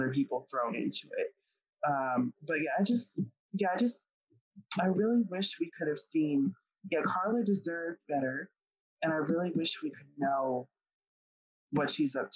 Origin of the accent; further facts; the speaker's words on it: Colorado, United States; I'm from Colorado